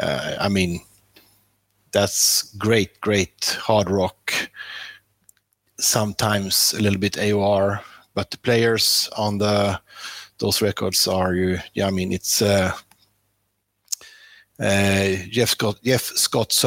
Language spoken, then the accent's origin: English; Sweden; born or raised there